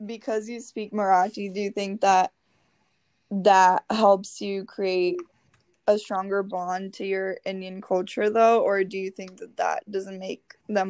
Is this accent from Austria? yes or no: no; Brazil; now in United States; but I am from Brazil, and that's my strongest cultural identity I carry. And right now I'm an international student here in the US, so I've only lived in Connecticut for 2 years now